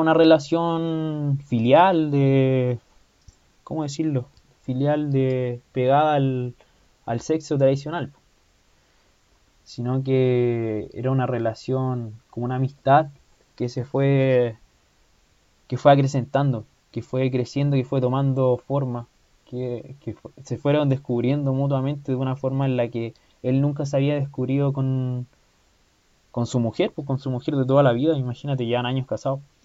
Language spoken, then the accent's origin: Spanish; Chile; yo soy chileno